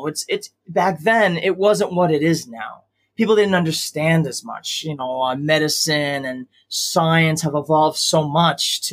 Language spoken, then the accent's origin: English; Long Island, New York, United States; I was born and raised in Long Island, New York